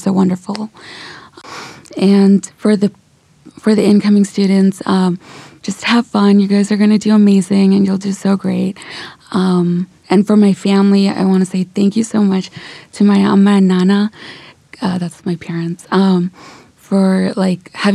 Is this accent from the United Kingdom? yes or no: no; California, United States; moved away as an adult; also born or lived in India / St. Louis; now in New York, United States; I was born in India. Then I moved to California and spent pretty much the majority of my life there.